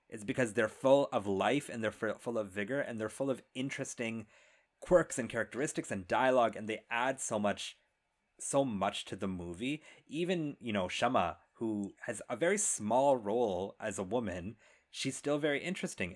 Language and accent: English; India; I am Indian